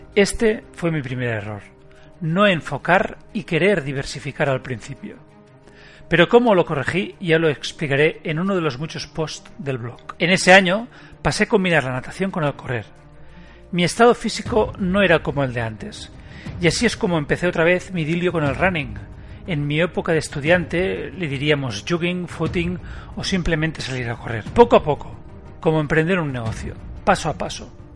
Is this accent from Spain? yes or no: yes; Barcelona, Catalonia, Spain; Nací en Barcelona, un 8 de noviembre del 73